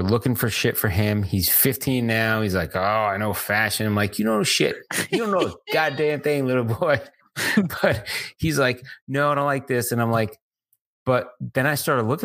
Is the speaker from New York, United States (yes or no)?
yes; New York City, New York, United States; I was born in the Bronx. I grew up with New York rage.